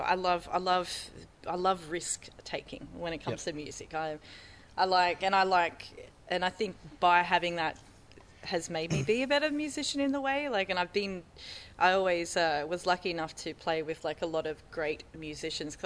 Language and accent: English; Maitland, New South Wales, Australia; I'm originally from Maitland, so I know when I was growing up, you know, we didn't have this here